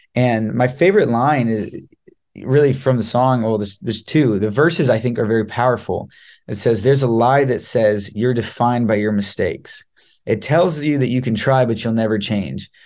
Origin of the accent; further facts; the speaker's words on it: Los Angeles, California, United States; I am from Los Angeles, California